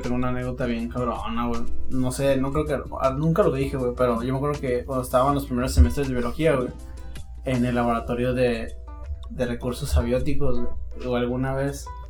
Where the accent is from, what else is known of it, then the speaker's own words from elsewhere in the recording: Mexico; como todo mexicano